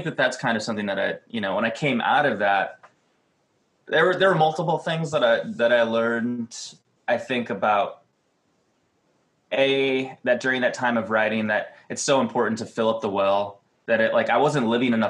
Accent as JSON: {"language": "English", "town": "Cleveland", "region": "Ohio", "country": "United States", "tie": "born or raised there", "moved": "yes", "lives_now": "Los Angeles, United States", "said": "I've lived in LA too long. Like, I grew up in Cleveland"}